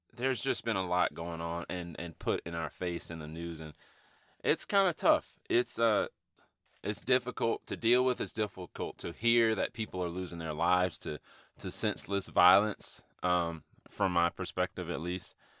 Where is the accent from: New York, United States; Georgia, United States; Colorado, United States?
Georgia, United States; Atlanta; growing up in Atlanta, in inner city Atlanta